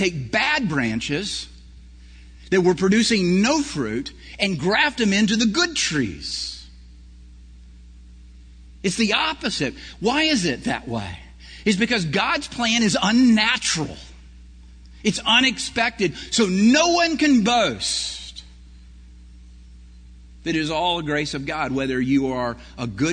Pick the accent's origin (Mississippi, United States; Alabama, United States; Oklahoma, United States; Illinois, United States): Alabama, United States; Prattville; I grew up in Prattville, Alabama, which was a corn area of Alabama